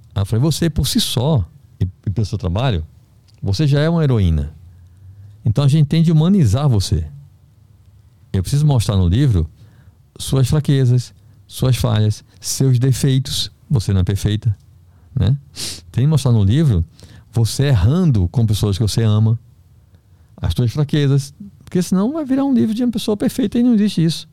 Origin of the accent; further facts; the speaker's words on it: Recife, Pernambuco, Brazil; moved away as an adult; also born or lived in Belém; eu sou do Recife